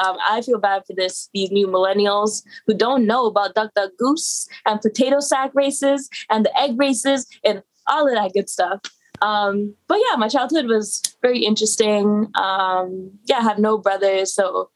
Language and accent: English; Toronto, Ontario, Canada; I grew up in a marginalized community in central Etobicoke.